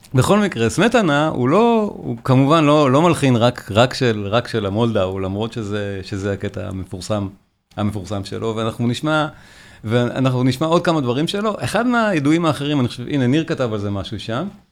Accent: Israel; אנחנו יודעים אותו כישראלים

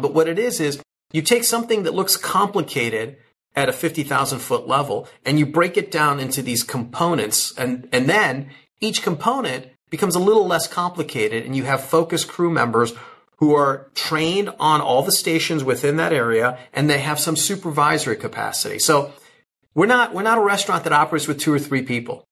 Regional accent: Chicago, Illinois, United States; I grew up in the Chicago area.

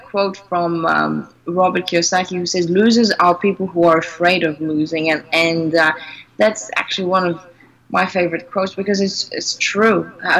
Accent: Greece; born there; I was born in Greece, but my parents are not Greek. My mother is French and my father's half British, half Cypriot.

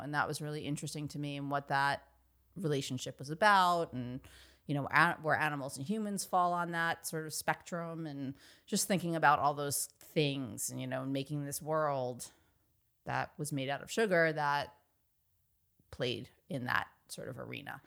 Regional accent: Dix Hills, New York, United States; I grew up on Long Island, suburb, suburban Long Island, town called Dix Hills

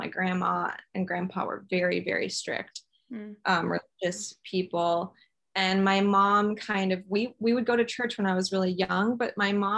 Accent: Flower Mound, Texas, United States; I grew up in Flower Mound, Texas

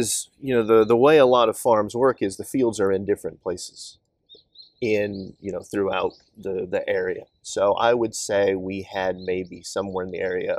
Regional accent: Kansas, United States; moved away; I grew up on a farm in Kansas, and this was, my hometown was at the time maybe about 1,200 people.

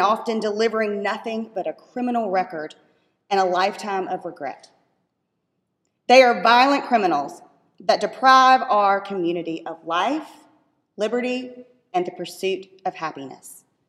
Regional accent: Griffin Judicial Circuit, Georgia, United States; The Griffin Judicial Circuit is my home and it is my hometown

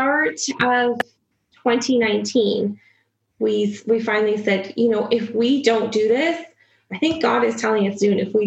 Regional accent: Swift Current, Saskatchewan, Canada; also born or lived in Regina, Saskatchewan; I was born in Swiftcurrent, Saskatchewan

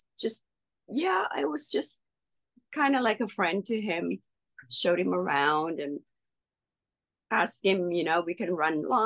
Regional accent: South Africa; first language Afrikaans; English is a second language; moved away as an adult; coming from South Africa, working in a second language. Afrikaans is my first language

